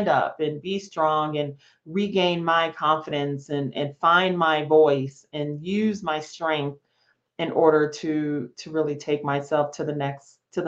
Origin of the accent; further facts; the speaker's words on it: Las Vegas, Nevada, United States; moved away as an adult; I grew up in Las Vegas, Nevada